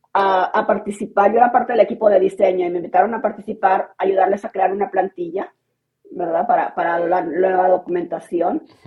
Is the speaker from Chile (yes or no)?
no; Mexico; moved away as an adult; also born or lived in The Hague, Netherlands; now in Bratislava, Slovakia; yo soy mexicana de origen, pero vivo en Bratislava, en Eslovaquia